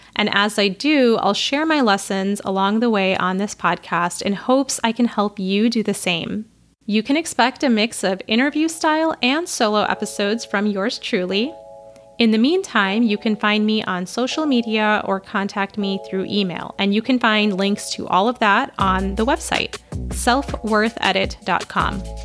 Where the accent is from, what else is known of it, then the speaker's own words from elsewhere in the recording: Chicago, Illinois, United States; I'm a Pakistani American woman born and raised in and around Chicago, which is where I currently live